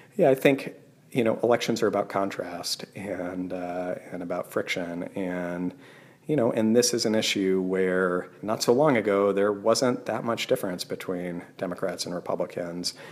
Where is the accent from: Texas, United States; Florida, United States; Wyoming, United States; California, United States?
Wyoming, United States; moved away; I Grew up in Wyoming